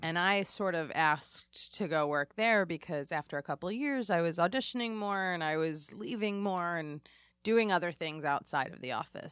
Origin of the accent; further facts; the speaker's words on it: Lower Merion, Pennsylvania, United States; I'm from Marion